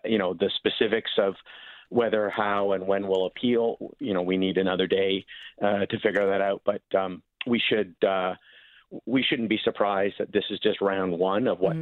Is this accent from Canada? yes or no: yes; Victoria, British Columbia, Canada; my hometown in Victoria, BC.